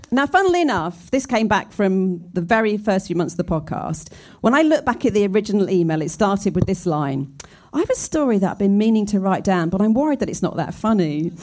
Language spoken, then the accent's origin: English; Scotland, United Kingdom; I grew up in Scotland in a small cul de sac